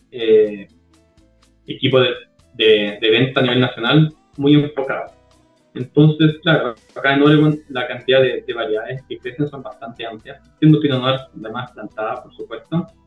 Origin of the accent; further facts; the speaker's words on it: Cajón del Maipo, Santiago Metropolitan Region, Chile; moved away as an adult; also born or lived in Viña del Mar, Chile; now in United States; Yo soy del Cajón del Maipo, yo soy cajonino Cajón del Maipo.